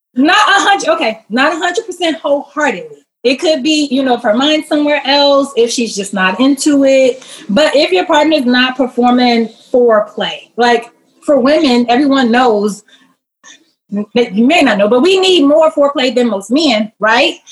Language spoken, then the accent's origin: English; Chicago, Illinois, United States; Born and raised though, Chicago, born and raised